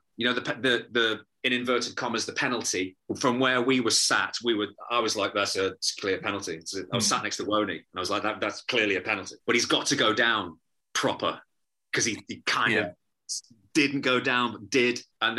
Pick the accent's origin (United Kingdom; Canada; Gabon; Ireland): United Kingdom; Liverpool, North West England; born there; I was born in Liverpool. My family are all Scousers.